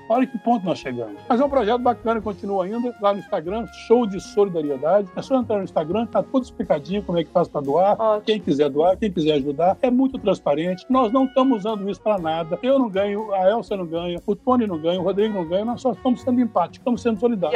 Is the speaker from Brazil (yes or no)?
yes; interior of Minas Gerais, Brazil; moved away; also born or lived in Rio de Janeiro; sou do interior de Minas Gerais